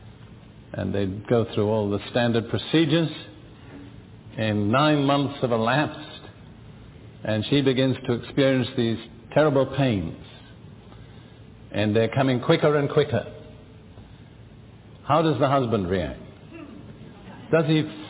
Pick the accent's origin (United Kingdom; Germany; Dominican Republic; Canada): United Kingdom; moved away; also born or lived in Israel; being British